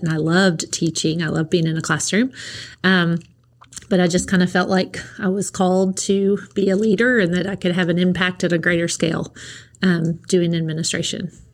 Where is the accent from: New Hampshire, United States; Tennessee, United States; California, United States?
Tennessee, United States; New Tazewell; now in Nashville, United States; I was born and raised in New Tazewell, Tennessee